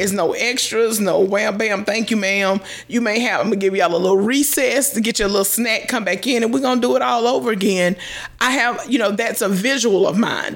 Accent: Greenville, South Carolina, United States; I'm from West Greenville in Greenville, South Carolina

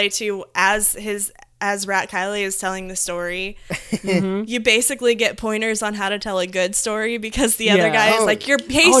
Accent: Midwest, United States; So and as modern as we are, like growing up in the Midwest, like you still kind of feel like there's a certain thing that you get to do when you grow up

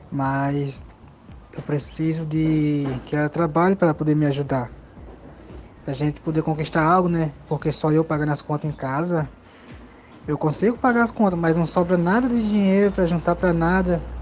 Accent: Blumenau, Santa Catarina, Brazil; Sou de Blumenau, Santa Catarina.

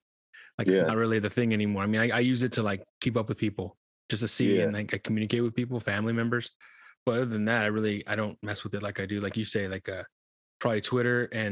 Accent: Bakersfield, California, United States; born or raised there; also born or lived in Santee, San Diego; now in San Diego, United States

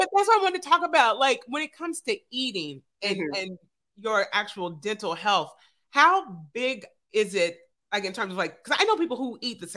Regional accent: Evansville, Indiana, United States; I'm from Evansville

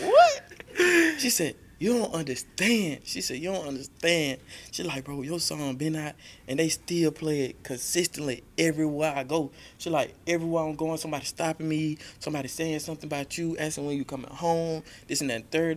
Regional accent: Macon, Georgia, United States; I'm from the South Side

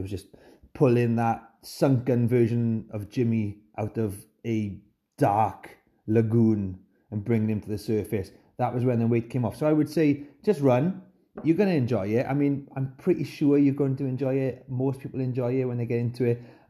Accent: Llanelli, Wales, United Kingdom; As if I need to prove that I'm from Llanelli.

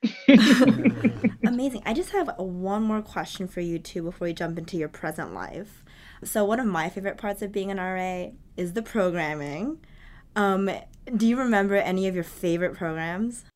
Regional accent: New Jersey, United States; I'm from New Jersey

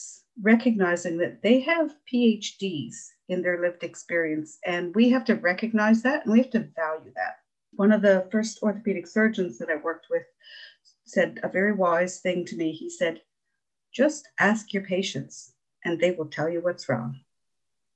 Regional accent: Ontario, Canada; also born or lived in Newfoundland; now in Norris Point, Canada; I'm originally from Ontario, but I've lived in Newfoundland for over 30 years.

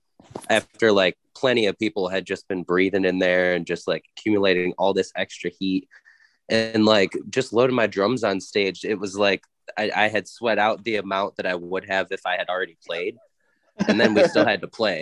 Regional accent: Detroit, Michigan, United States; We come from Detroit

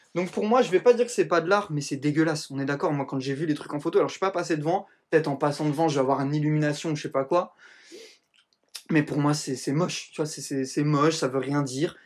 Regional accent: Italy; je suis italien

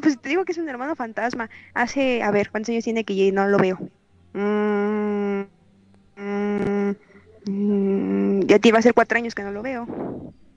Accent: Reynosa, Tamaulipas, Mexico; moved away; cuando era niña y vivía en Reynosa, Tamaulipas, es en la frontera con Estados Unidos.

